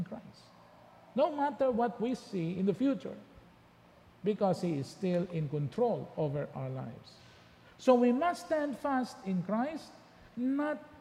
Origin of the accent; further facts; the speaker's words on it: Philippines; our origin is in the Philippines